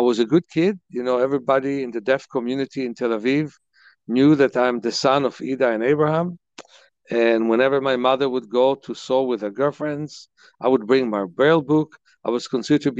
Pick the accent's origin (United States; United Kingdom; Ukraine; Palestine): Ukraine; Lviv, Lviv Oblast; moved away; also born or lived in Kyiv, Ukraine; I was born in Kyiv and raised in Lvov, that they call these days Lviv.